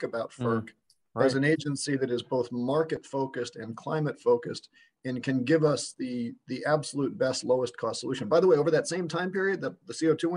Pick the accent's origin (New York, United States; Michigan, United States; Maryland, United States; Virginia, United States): New York, United States; Westchester County; now in Illinois, United States; this is growing up in New York in the 80s